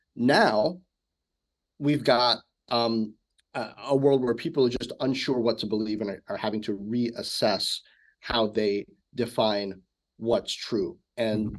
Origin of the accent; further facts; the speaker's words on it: Washington, District of Columbia, United States; also born or lived in South Hempstead, Long Island, New York / Bedford-Stuyvesant, Brooklyn, New York; most mm-hmm. of my growing up was in Washington D.C.